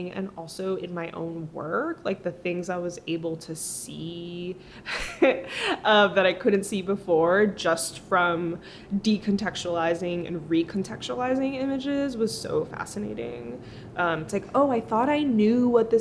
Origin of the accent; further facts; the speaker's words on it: Massachusetts, United States; first language Spanish; English is a second language; now in Brooklyn, United States; I grew up in Massachusetts, or part of my life I spent in Massachusetts.